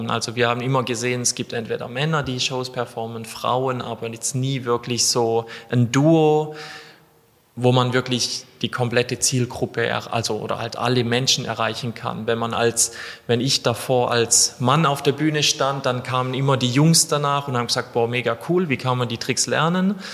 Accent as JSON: {"language": "German", "region": "Baden-Württemberg", "country": "Germany", "said": "ich komme aus äh, ganz Süddeutschland zwischen Freiburg"}